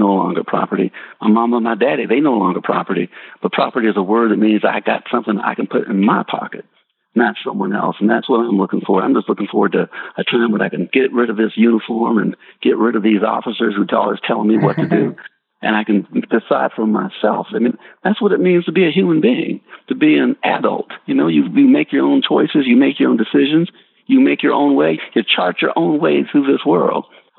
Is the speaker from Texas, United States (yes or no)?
no; Spartanburg, South Carolina, United States; You know, where I grew up in Spartanburg, South Carolina, my mama talking about a high country